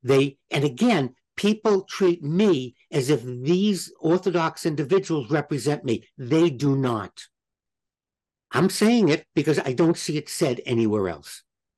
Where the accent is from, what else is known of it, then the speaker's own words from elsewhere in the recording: United States; We're American citizens. Our religion is Judaism.